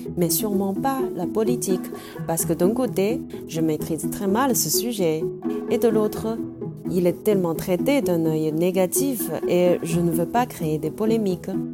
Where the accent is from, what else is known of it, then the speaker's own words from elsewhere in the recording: Shanghai, China; French is a second language; moved away; je suis née à Shanghai. Et mon point de vue représente plus ou moins la génération après 80 de Shanghai